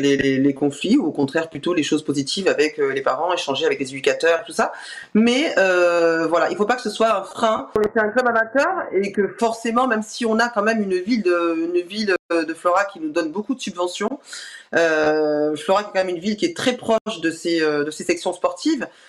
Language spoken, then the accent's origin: French; Bordeaux, Nouvelle-Aquitaine, France; on est bordelais euh, depuis toujours, même si on a, on s'est déplacé un petit peu